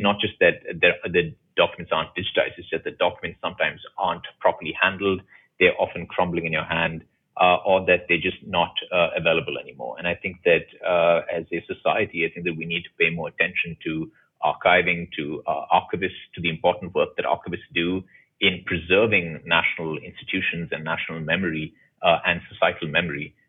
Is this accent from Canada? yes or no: no; India; as an Indian